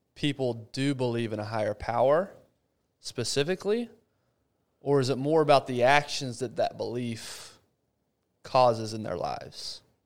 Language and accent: English; Abilene, Texas, United States; moved away; my hometown, Abilene